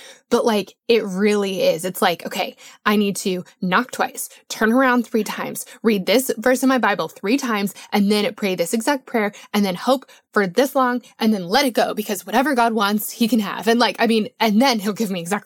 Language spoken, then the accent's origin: English; Colorado, United States; I grew up in Colorado